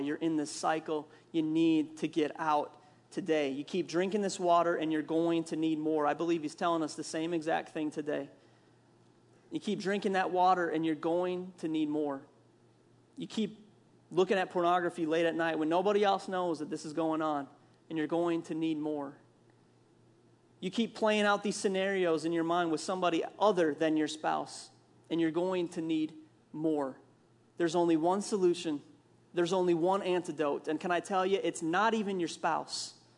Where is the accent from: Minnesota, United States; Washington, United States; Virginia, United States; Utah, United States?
Minnesota, United States; accent: Minnesota; growing up in Minnesota, we call it pop